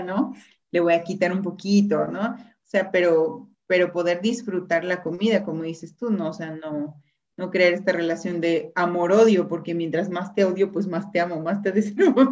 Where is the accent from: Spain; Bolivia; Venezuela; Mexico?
Mexico; somos mexicanos